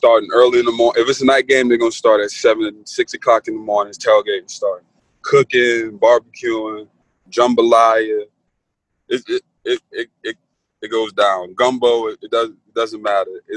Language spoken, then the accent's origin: English; New Orleans, Louisiana, United States; I'm from Algiers, New Orleans